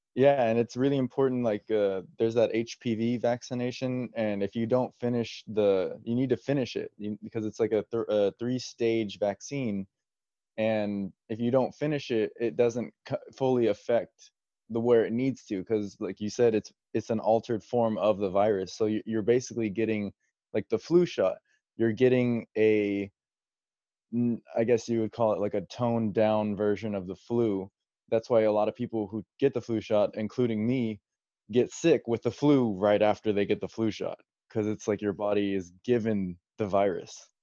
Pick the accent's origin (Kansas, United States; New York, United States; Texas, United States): Texas, United States; San Antonio; my background is I grew up here in San Antonio, um, lived here my whole life.